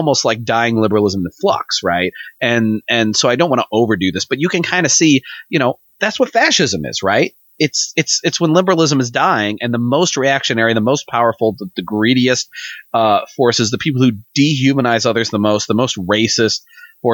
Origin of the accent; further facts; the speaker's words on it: Missouri, United States; we're from fucking Missouri